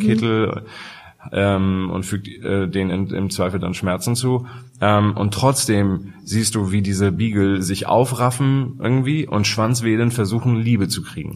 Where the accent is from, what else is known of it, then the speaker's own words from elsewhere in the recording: Hamburg, Germany; ich komme ja aus Hamburg